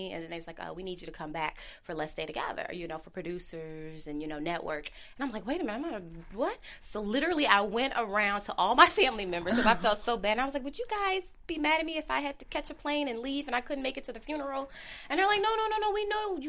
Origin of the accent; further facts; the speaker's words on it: Chicago, Illinois, United States; also born or lived in Los Angeles; I'm from Chicago, you know, the South Side.